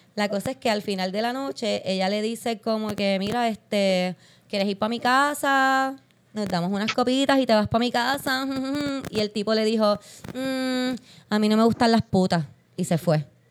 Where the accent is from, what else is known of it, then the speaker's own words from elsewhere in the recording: San Juan, Puerto Rico; yo soy de Santurce